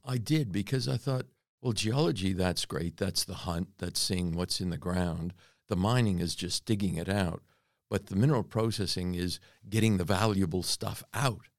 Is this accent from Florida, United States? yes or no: yes; North Miami, Florida, United States; born or raised there; moved away as an adult; also born or lived in Reading, Pennsylvania / Western Australia; now in Australia